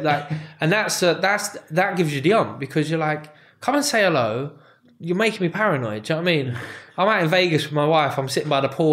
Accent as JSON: {"language": "English", "country": "United Kingdom", "said": "me as a British fighter"}